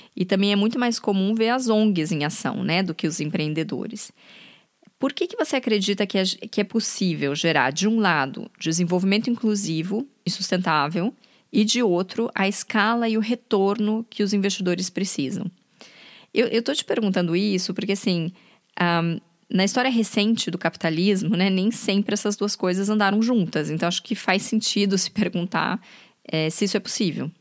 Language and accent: Portuguese; Brazil; now in Berlin, Germany; eu sou brasileira